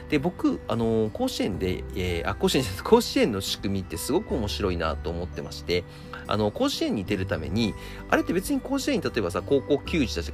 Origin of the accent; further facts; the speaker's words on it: Tohoku, Japan; 僕東北出身なんで、ね、台風ってあんまり体験したことないんですよ、まあ、東京にいてからはね何回かこう体験してるんですけど